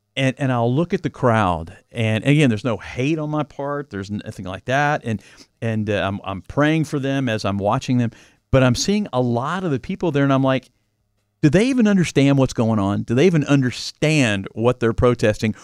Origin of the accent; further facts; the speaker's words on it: Louisville, Kentucky, United States; I grew up in Fern Creek, Kentucky, a, a suburb of Louisville.